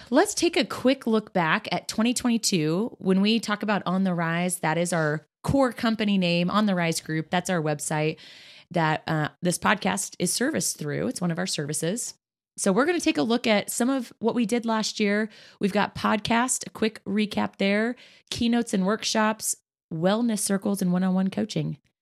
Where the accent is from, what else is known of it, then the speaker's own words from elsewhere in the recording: Kansas, United States; now in Indianapolis, United States; That is my home state. There are some amazing people in Kansas who have truly influence the person I am today.